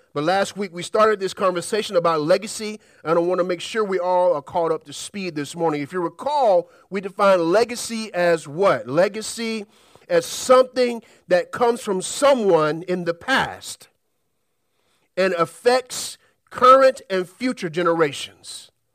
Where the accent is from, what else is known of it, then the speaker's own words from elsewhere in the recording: Birmingham, Alabama, United States; As a kid, I grew up in Alabama, Birmingham, and we're known as a part of Tornado Alley